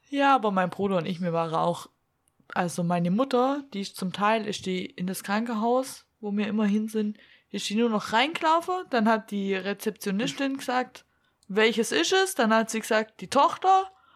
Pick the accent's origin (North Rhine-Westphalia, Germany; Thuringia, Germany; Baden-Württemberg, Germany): Baden-Württemberg, Germany; Black Forest; accent: Swabian; bei uns im Schwarzwald